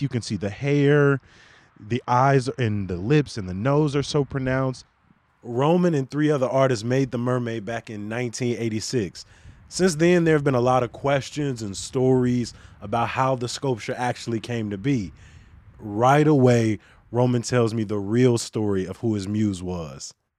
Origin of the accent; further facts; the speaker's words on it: Chicago, Illinois, United States; born and raised in Chicago